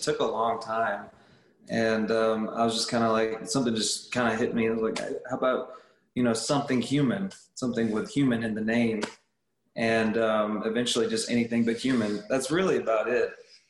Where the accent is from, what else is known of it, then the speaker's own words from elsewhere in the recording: Dallas, Texas, United States; Well, we're just a three-piece. It's pretty simple. We're from Dallas, Texas.